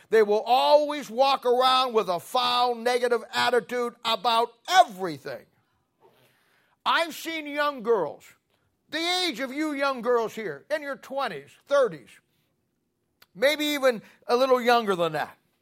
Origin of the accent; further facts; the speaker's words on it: Canton, Ohio, United States; I grew up in Canton, Ohio